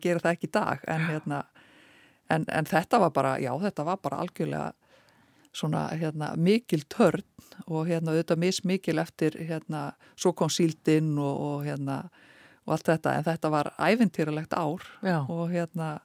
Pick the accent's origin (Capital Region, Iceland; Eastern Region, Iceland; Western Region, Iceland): Eastern Region, Iceland; Eskifjörður; ég fætt og uppalinn á Eskifyrði